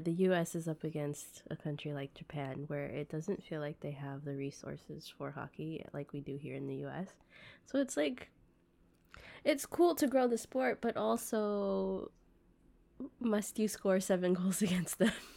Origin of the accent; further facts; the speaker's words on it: United States; growing up in the States